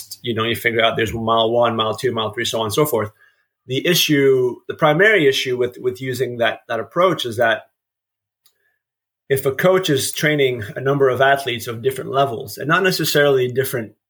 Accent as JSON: {"language": "English", "region": "eastern Ontario", "country": "Canada", "moved": "as an adult", "lives_now": "Memphis, United States", "said": "I'm originally from Canada, small town in eastern Ontario."}